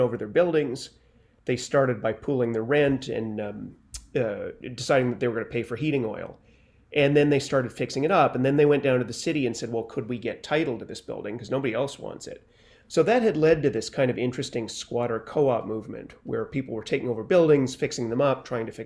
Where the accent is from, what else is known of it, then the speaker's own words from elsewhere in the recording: Canada; moved away as an adult; now in New York, United States; I was born and raised in Canada, and I came to New York about 30 years ago